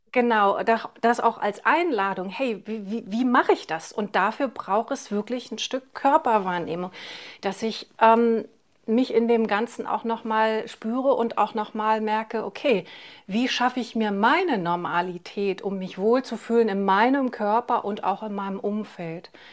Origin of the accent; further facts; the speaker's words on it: East Germany, Germany; ich bin ja im Osten aufgewachsen